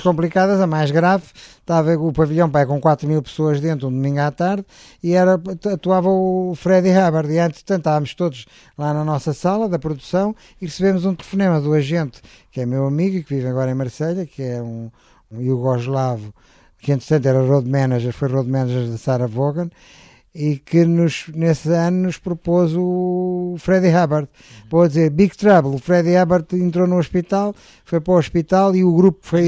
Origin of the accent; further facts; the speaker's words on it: Portugal; eu sou português